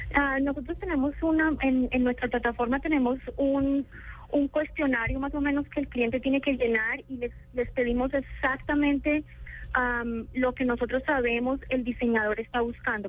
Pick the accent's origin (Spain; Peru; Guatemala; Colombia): Colombia; accent: Colombian; now in San Francisco, United States; yo soy de Colombia.